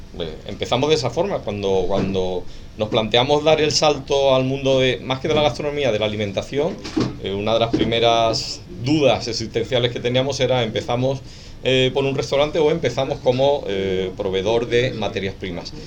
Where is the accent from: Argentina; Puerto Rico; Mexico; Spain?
Spain; Cádiz, Andalusia; soy de, de Cádiz